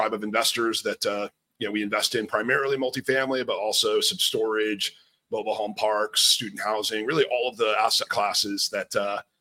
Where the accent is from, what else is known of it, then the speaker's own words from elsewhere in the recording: outside New York City, New Jersey, United States; moved away as an adult; also born or lived in Manhattan, New York; I grew up outside of New York City in New Jersey and always wanted to live in the city.